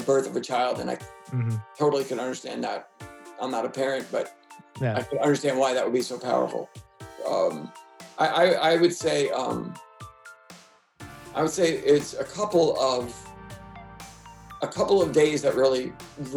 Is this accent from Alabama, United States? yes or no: no; New York City, New York, United States; moved away; I was from New York City. I mean, we in high school, junior high school, we lived in the suburbs, but I'm kind of like, it was a city kid mentality.